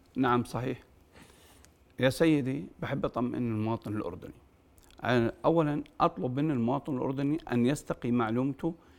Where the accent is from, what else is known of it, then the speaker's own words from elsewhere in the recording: Jordan; الأردن هو البلد الأعز والبلد الأوحد بالنسبة لنا كأردنيين